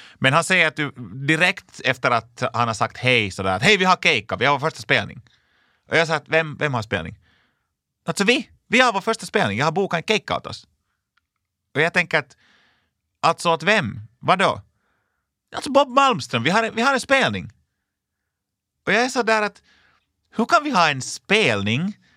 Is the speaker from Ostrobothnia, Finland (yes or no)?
no; Lapinjärvi, Uusimaa, Finland; Jag kommer alltså från en liten, liten by som heter Linkoski i Lappträsk i östra Nyland